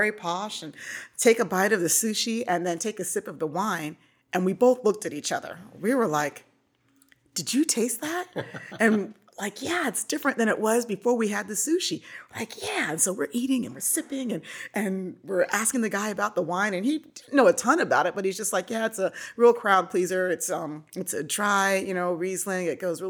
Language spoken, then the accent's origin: English; Nebraska, United States; also born or lived in Hawaii; But yeah, so I grew up in Nebraska and was in the Navy for 6 years, served over in Europe my entire enlistment, which is amazing.